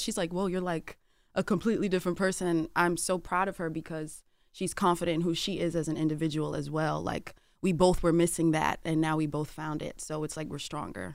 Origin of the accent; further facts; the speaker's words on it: Atlanta, Georgia, United States; I'm from Atlanta